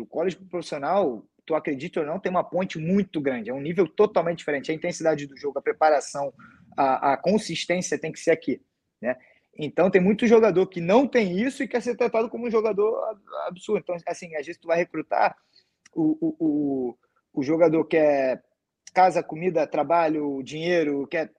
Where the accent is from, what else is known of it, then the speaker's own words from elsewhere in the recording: Rio de Janeiro, Brazil; sou do Rio